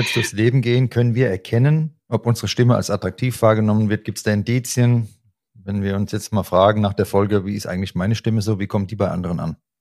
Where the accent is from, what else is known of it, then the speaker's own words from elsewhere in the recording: Hesse, Germany; accent: Hessian; dieses SCH rauszukriegen als Hesse, da ist das Sch Isch